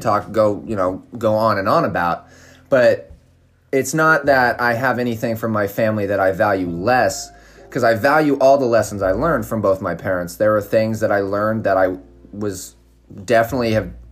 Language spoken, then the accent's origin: English; Southern Oregon, United States; now in Santa Barbara, United States; we grew up in a little country town in Southern Oregon that was very, very wooded.